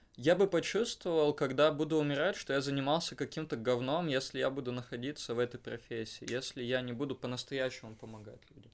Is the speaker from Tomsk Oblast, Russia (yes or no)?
no; Perm, Perm Krai, Russia; я уеду из Перми